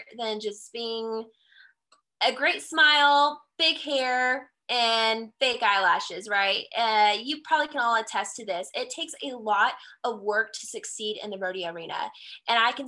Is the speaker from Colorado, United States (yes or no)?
yes; Colorado, United States; I am from the Centennial State of Colorado